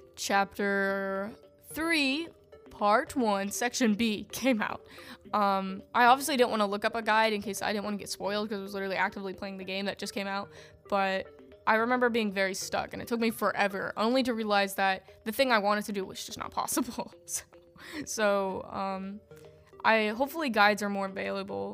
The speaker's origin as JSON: {"language": "English", "country": "United States", "said": "I'm an American person"}